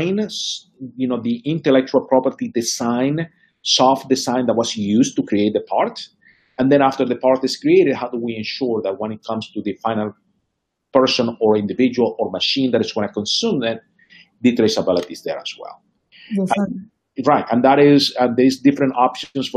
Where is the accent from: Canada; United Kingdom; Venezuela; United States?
Venezuela; moved away; I grew up in Venezuela